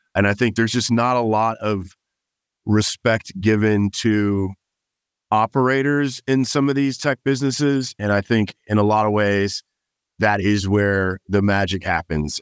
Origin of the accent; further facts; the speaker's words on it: Los Angeles, California, United States; moved away as an adult; also born or lived in Miami / New York; now in Austin, United States; I was born and raised in Los Angeles, California